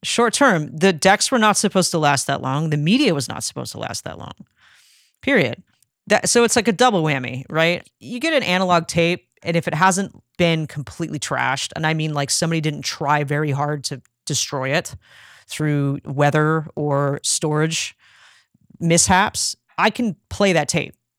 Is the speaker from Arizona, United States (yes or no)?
yes; Phoenix, Arizona, United States; now in Nashville, United States; I grew up in Phoenix in the nineties